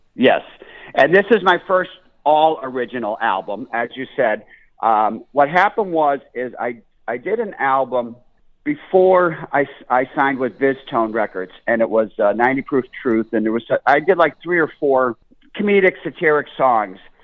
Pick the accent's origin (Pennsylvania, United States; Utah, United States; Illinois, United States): Pennsylvania, United States; Scranton; I'm from Scranton, Pennsylvania, which is Joe Biden's hometown, Scranton, PA. And in downtown Scranton, my father had a little diner, and we all worked there